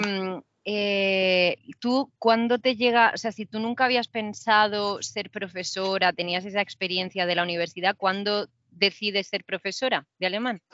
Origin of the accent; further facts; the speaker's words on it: Murcia, Region of Murcia, Spain; yo soy de Murcia